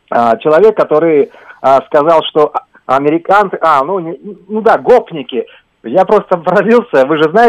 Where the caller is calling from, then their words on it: Moscow, Russia; я из Москвы